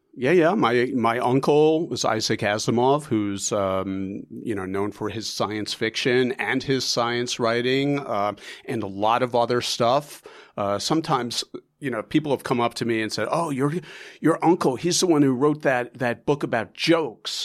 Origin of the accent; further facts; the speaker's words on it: New York, United States; also born or lived in Chicago; It's my hometown newspaper